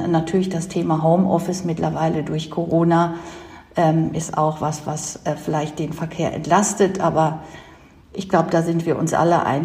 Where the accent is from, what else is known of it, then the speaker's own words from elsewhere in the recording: North Rhine-Westphalia, Germany; Also ich komme aus dem Kreis Mettmann und das ist der dicht besiedelste Kreis Deutschlands.